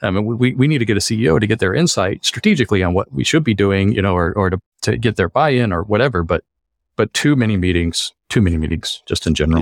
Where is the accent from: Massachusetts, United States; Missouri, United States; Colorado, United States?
Colorado, United States; moved away as an adult; now in Los Angeles, United States; I grew up in Colorado and moved out to L A about, well, it's hard to say, but I think about twenty years ago